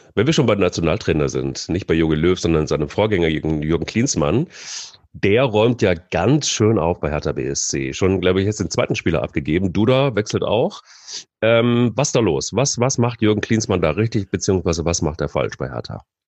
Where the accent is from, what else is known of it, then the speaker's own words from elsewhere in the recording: Hesse, Germany; moved away; also born or lived in Baden-Württemberg; ich bin Hesse